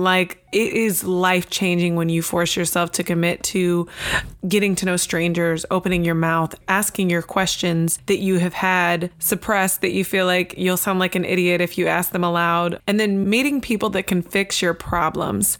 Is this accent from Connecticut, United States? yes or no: no; Tampa, Florida, United States; I'm from Tampa